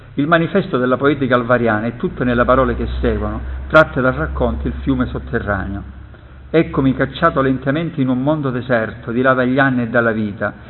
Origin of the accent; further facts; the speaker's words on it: Calabria, Italy; sono calabrese